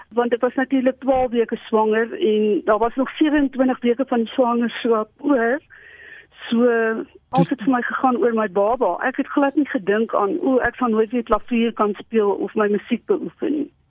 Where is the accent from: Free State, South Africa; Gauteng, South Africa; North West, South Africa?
North West, South Africa; Potchefstroom; moved away as an adult; also born or lived in Primrose East, Germiston; now in Loxton, South Africa; ek het groot geword in die laerskool in Primrose Oos en daarna as ek in my hoërskool en my studente daar maar die hele tyd in Potchefstroom gewees